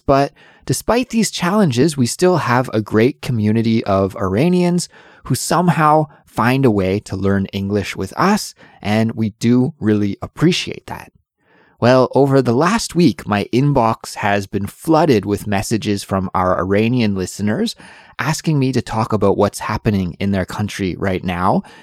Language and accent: English; Canada; now in South Korea; Since I'm Canadian, I need a visa to live in Korea